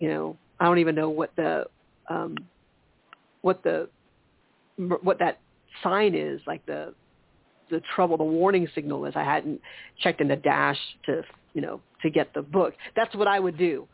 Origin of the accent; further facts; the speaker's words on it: Charleston, United States; moved away; the Charleston area, back my hometown area